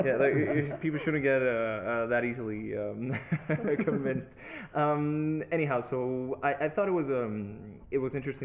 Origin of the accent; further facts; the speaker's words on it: Mexico; I come from Mexico